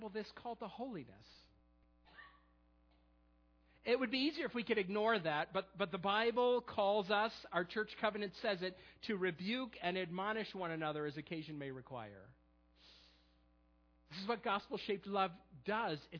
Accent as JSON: {"language": "English", "town": "Perry", "region": "New York", "country": "United States", "tie": "born or raised there", "moved": "yes", "lives_now": "Millersville, United States", "said": "I'm from a small town not too far from Rochester called Perry"}